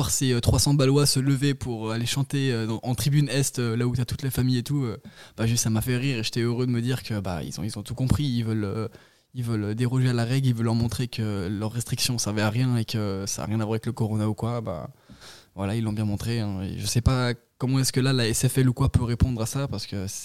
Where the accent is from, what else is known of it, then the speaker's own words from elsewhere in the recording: France; moi, je suis français